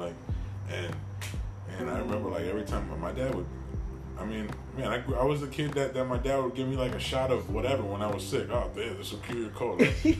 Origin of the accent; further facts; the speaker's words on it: New Jersey, United States; growing up in Jersey